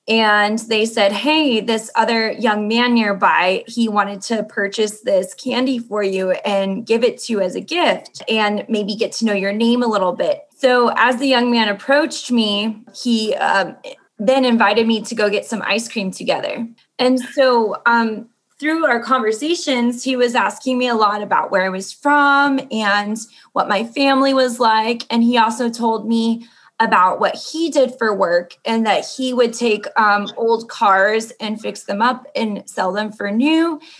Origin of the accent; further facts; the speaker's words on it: Mexico City, Mexico; I am from Mexico City and I am 28 years old.